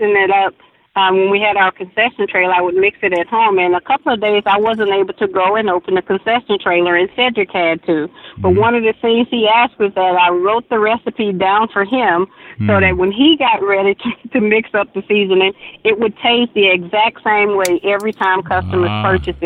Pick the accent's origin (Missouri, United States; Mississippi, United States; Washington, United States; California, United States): Mississippi, United States; We're from Mississippi